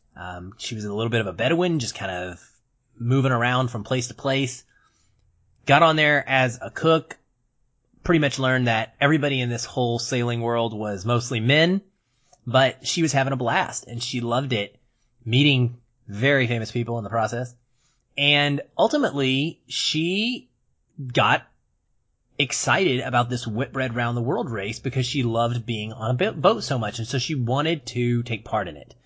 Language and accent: English; United States; I'm American